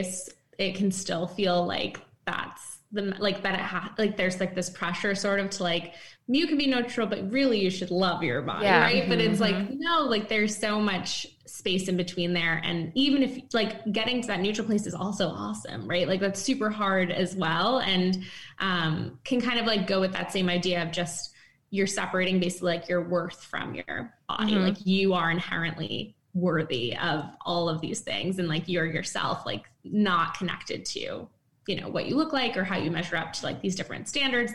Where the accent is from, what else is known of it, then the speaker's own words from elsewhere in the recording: East Coast, United States; moved away as an adult; now in San Francisco, United States; I'm from the East Coast, but then moved recently back over to San Francisco.